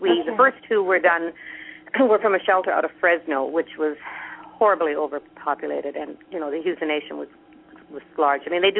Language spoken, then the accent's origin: English; Canada; being Canadian